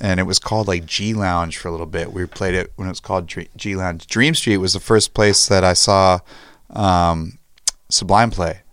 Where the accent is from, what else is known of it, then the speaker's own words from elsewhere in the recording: San Diego, California, United States; me and Kyle, we grew up in Ocean Beach since we were little kids.